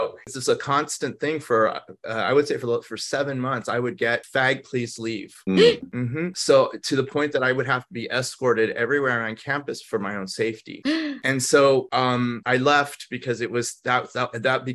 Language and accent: English; Los Angeles, California, United States; English is a second language; I grew up in Los Angeles at the time